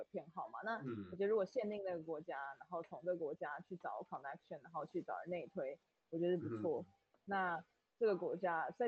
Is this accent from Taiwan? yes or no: yes; Taiwan; 因为毕竟如果我们是台湾人去欧美国家，其实呃，我觉得 business 的缺没有这么多。